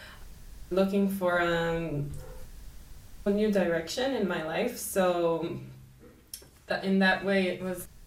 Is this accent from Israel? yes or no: yes; Israel; moved away as an adult; I grew up in Israel my whole life.